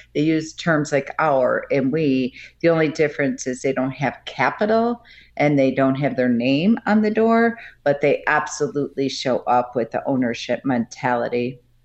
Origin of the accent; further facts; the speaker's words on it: Buffalo, New York, United States; now in Colorado, United States; I grew up in Buffalo, New York